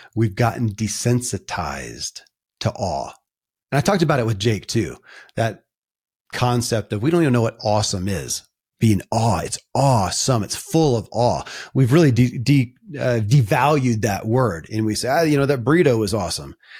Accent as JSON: {"language": "English", "region": "Kentucky", "country": "United States", "tie": "born or raised there"}